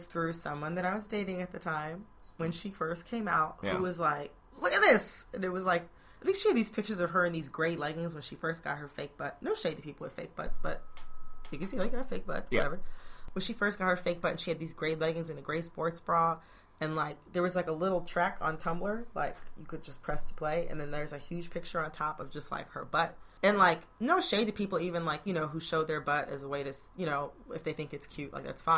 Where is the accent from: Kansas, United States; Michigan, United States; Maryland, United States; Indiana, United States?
Michigan, United States; Detroit; now in New York, United States; I was growing up in the Detroit area